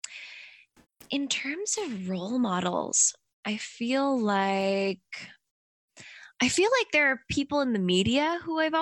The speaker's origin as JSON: {"language": "English", "country": "Canada", "tie": "born or raised there", "moved": "as an adult", "lives_now": "Tokyo, Japan", "said": "I was growing up in Canada"}